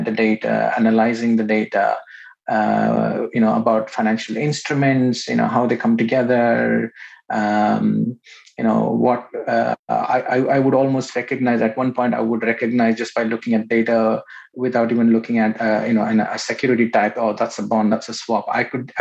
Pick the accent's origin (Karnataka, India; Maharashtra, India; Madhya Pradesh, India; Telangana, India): Karnataka, India; Bangalore; I was born in India, in Bangalore.